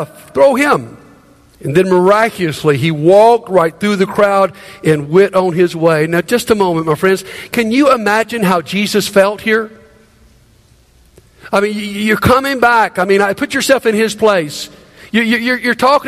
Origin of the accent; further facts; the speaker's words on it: Montgomery, Alabama, United States; moved away as an adult; moving back to my hometown of Montgomery after being gone quite a few years